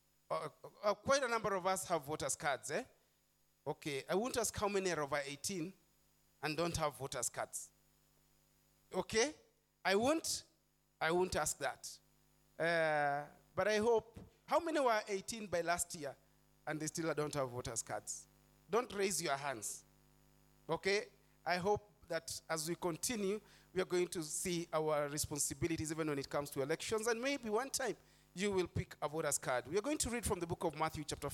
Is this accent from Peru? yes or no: no; Nairobi, Kenya; I'm born and bred in Eastlands